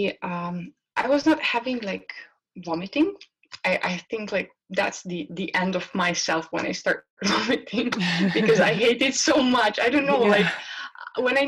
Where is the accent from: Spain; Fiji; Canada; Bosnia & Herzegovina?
Bosnia & Herzegovina; moved away; I'm from Bosnia